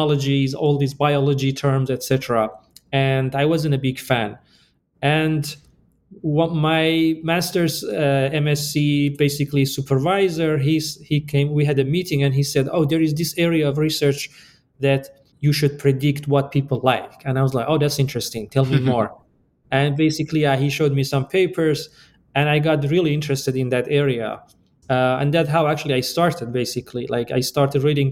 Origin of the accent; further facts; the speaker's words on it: Iran; moved away as an adult; also born or lived in Chicago, United States / Boulder, Colorado, United States; now in United States; I am originally from Iran, and I came to the US basically for my PhD